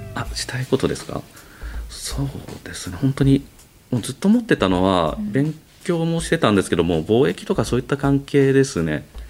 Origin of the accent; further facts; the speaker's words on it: Toyohashi, Aichi, Japan; 豊橋出身なんで